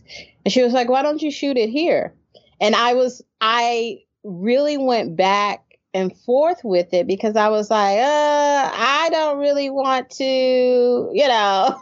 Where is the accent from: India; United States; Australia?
United States; I, as an American, even a Black American